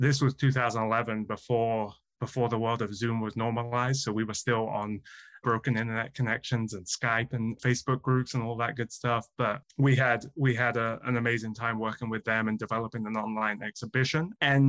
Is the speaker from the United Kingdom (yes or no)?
yes; England, United Kingdom; now in United States; And my connection here goes back to 2011 when I moved to the United States. I came from England and had my first job here at the Museum of History and Holocaust Education at Kennesaw State University